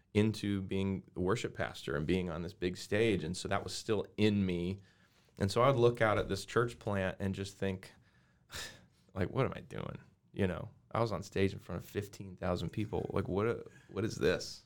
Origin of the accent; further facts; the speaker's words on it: Arvada, Colorado, United States; I grew up in Arvada, Colorado